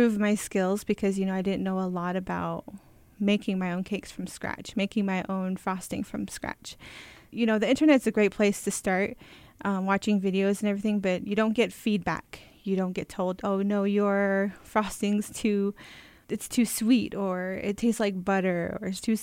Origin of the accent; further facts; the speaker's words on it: Crownpoint, New Mexico, United States; I'm from Crownpoint. I graduated high school from here